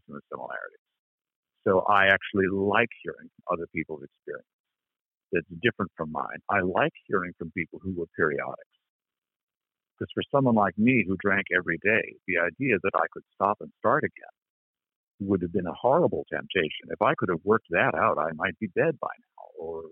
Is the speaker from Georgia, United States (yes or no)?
no; Berkeley, California, United States; I grew up in Berkeley in the 1960s